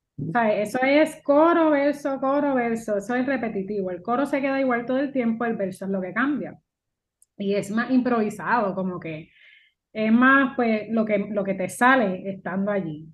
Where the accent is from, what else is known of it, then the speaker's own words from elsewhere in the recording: Puerto Rico; yo soy una boricua que mezcla lo mío con el jazz